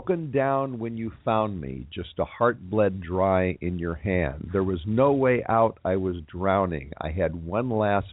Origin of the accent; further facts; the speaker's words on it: Los Angeles, California, United States; my hometown is where it all came together